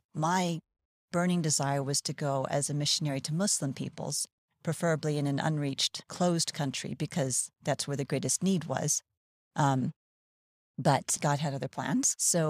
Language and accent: English; Hawaii, United States; born there; I was born in Hawaii. Both my parents were born in Hawaii, met and married there.